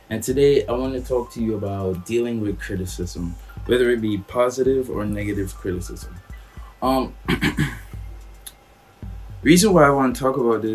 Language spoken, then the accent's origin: English; Trinidad & Tobago; We grew up together in Trinidad.